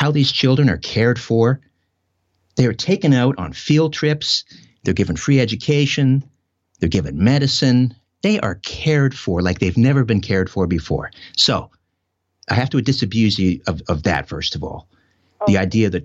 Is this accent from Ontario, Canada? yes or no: yes; Brantford, Ontario, Canada; my hometown of Brantford, Ontario.